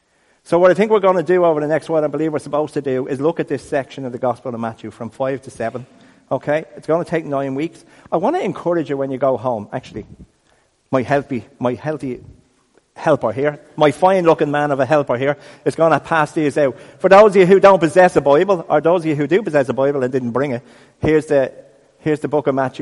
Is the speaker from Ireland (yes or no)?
yes; Dublin, Leinster, Ireland; We're from Ireland. I'm from Crumlin.